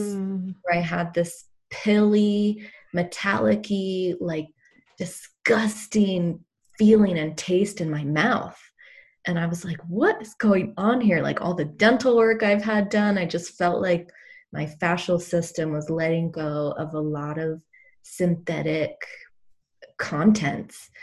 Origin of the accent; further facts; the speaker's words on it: East Coast, United States; moved away as an adult; also born or lived in Boulder, Colorado; I grew up on the East Coast